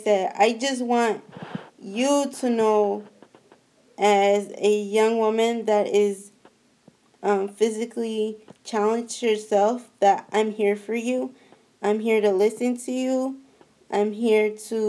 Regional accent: San Francisco, California, United States; I am from San Francisco, the Bay Area. I was born and raised there

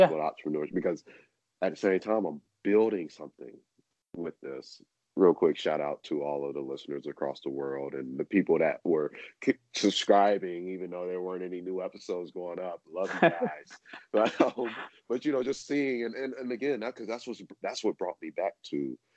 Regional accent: New York City, New York, United States; being a New Yorker, I can.

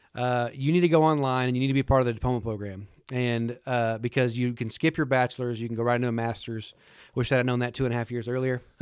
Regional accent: Lubbock, Texas, United States; I grew up in Lubbock, Texas, just a few, a hundred mile, I guess a hundred miles from here. Um, born and raised there, lived there my whole life.

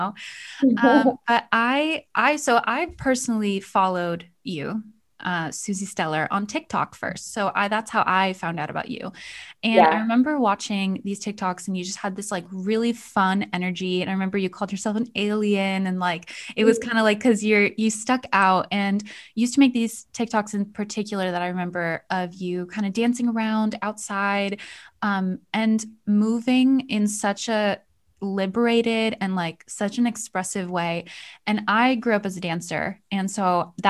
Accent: United States; also born or lived in Connecticut / New York; now in Iceland; I grew up in Connecticut and New York, so New England

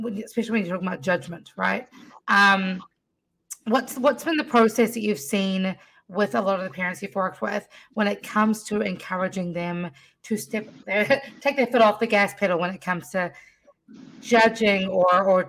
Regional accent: New Zealand; now in United States; I was born in New Zealand

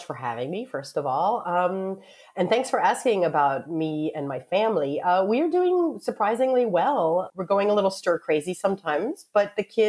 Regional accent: Richmond, Virginia, United States; moved away as an adult; now in Paris, France; Yes, I actually grew up in Richmond, Virginia. My father was born in Philadelphia. My father's side of the family was always up in Philadelphia before they decided to go to the South. So yeah, Richmond, Virginia is where I'm from.

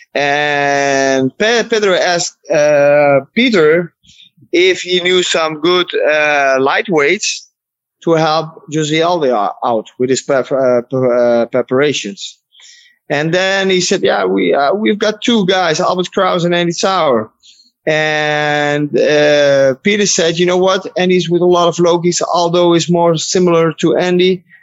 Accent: Netherlands; I'm from Holland

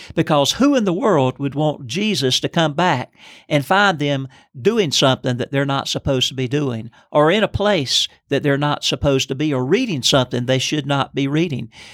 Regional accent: Lancaster, South Carolina, United States; I'm from Lancaster, South Carolina

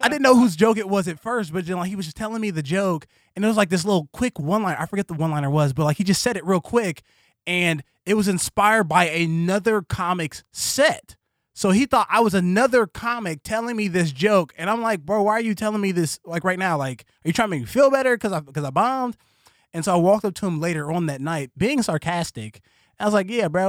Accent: Columbus, Ohio, United States; I was born in Columbus, Ohio

